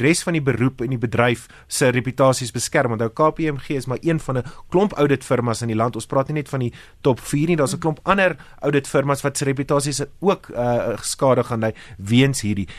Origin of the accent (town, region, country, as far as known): South Africa